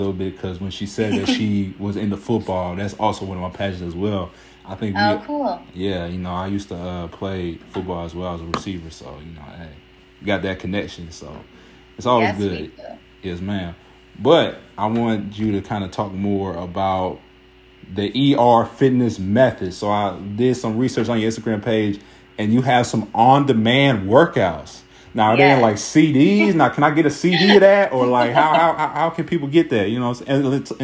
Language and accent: English; Cincinnati, Ohio, United States; also born or lived in Kent, Ohio; I'm from Cincinnati